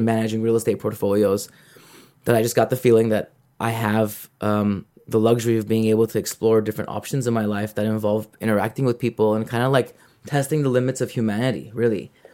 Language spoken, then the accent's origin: English; Los Angeles, California, United States; I'm from Los Angeles